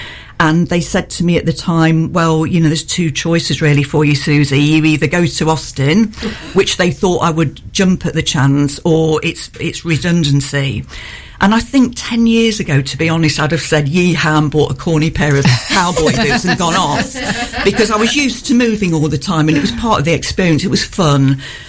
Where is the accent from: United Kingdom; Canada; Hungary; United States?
United Kingdom; Oxton, East Midlands; born there; although I was born near Newark in Oxton, near Southwell, I calculated the purpose of this show that I've moved 38 times.